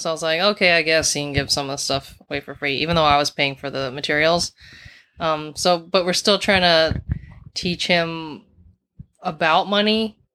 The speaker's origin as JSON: {"language": "English", "town": "Kula", "region": "Hawaii", "country": "United States", "tie": "born or raised there", "also_born_or_lived": "South Korea / New York City", "moved": "as an adult", "said": "we grew up, uh, in Kula in Maui, Hawaii, and we were all adopted. I'm from South Korea"}